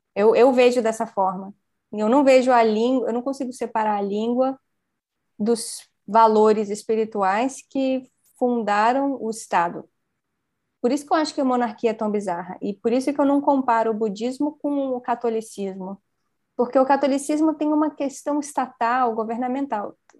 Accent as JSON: {"language": "Portuguese", "country": "Brazil", "said": "Eu sou brasileiro, então eu falo português."}